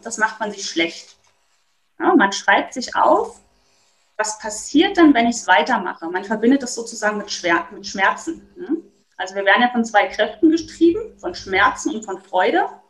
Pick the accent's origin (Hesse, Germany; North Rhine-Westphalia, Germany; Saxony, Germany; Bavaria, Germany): Saxony, Germany; Dresden; ich komme aus Dresden